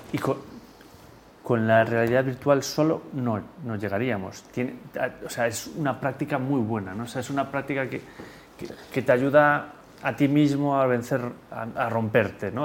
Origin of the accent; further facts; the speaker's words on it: Spain; en España somos muy lentos